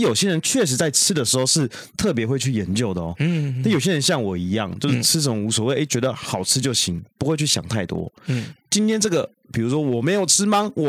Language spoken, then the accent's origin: Chinese; Taiwan; 我们台湾人并不见得吃的习惯。